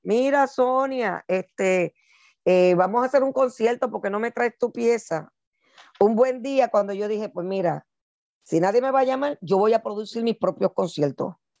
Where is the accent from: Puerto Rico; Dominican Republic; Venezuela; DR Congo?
Puerto Rico; now in United States; siendo afropuertorriqueña, aquí en Estados Unidos